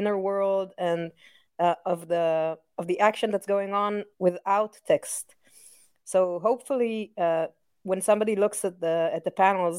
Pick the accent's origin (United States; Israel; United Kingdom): Israel; My background growing up in Israel is, you know, it's funny, it's a mix of European, Disney, and anime